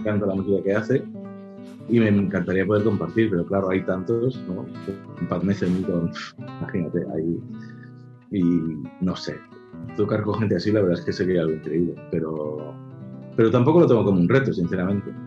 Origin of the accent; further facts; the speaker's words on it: Caldes de Montbui, Catalonia, Spain; la primera vez que fui a clases aquí en mi pueblo, en Caldas de Monbuí